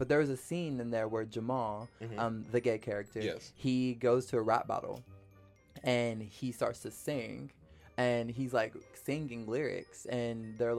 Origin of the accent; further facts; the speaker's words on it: Kentucky, United States; now in Los Angeles, United States; Kentucky, for me growing up, was a very, like, it's sports, it's beer, it's coal mining, it's horse racing.